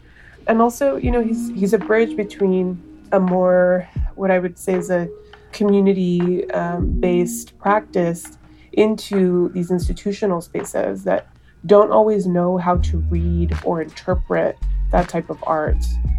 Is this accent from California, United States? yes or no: yes; Los Angeles, California, United States; I'm the executive director of Self-Help Graphics and Art, and I grew up in Cypress Park here in Los Angeles.